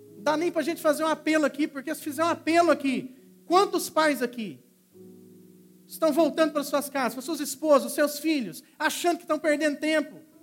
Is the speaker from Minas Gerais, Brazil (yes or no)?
yes; Minas Gerais, Brazil; moved away; eu era garoto, sou de Minas Gerais, vim da fazenda